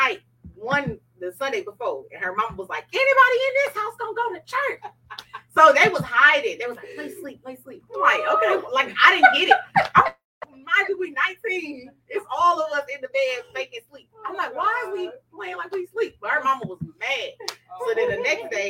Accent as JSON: {"language": "English", "town": "Detroit", "region": "Michigan", "country": "United States", "tie": "born or raised there", "said": "I grew up in Detroit. So Eastside, you got to say Eastside."}